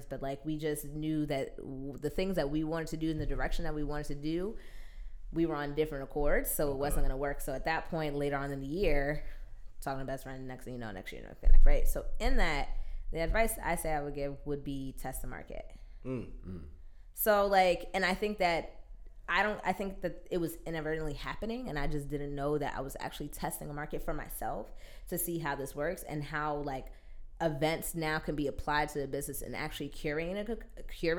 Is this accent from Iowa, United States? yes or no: no; Maplewood, New Jersey, United States; I grew up in Maplewood, New Jersey